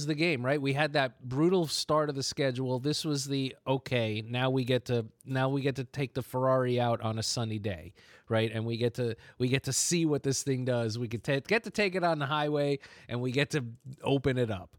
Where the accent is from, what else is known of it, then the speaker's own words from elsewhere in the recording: New York, United States; I grew up in New York